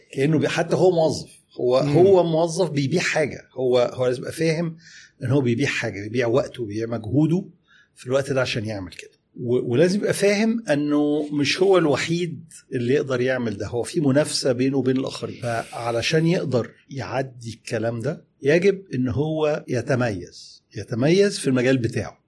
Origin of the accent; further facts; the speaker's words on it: Egypt; إحنا كمصريين